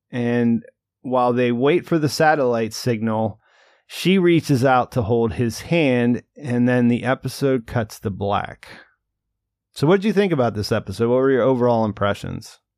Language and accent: English; Rust Belt, United States; moved away; I grew up in the in the Rust Belt